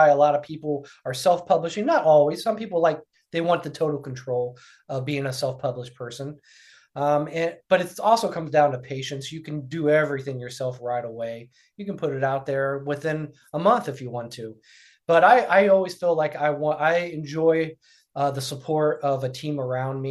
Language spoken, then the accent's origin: English; Ohio, United States; Ohio, which is my home state.